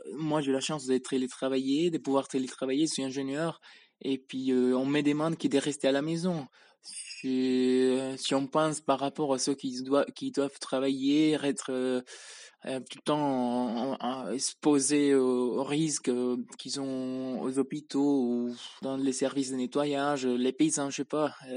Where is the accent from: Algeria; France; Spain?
Spain; now in Switzerland; je viens d'Espagne, mais J'habite en Suisse